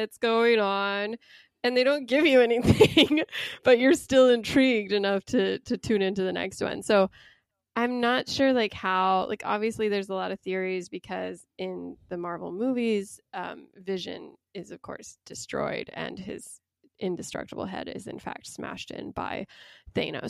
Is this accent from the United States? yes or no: yes; Utah, United States; I grew up in Utah